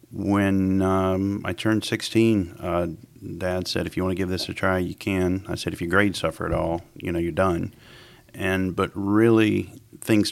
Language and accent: English; Pilot Mountain, North Carolina, United States; Grew up right here in Pilot Mountain. Grew up on a 100-acre farm on Cook School Road.